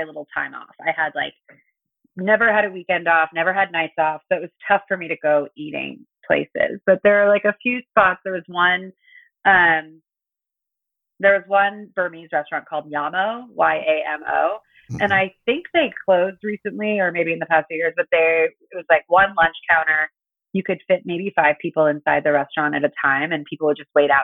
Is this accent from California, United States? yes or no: yes; Los Angeles, California, United States; also born or lived in Santa Cruz; I am from California, from Los Angeles